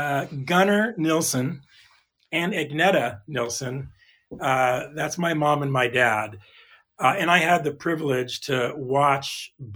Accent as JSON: {"language": "English", "region": "California", "country": "United States", "tie": "born or raised there", "said": "And again, I grew up in Southern California."}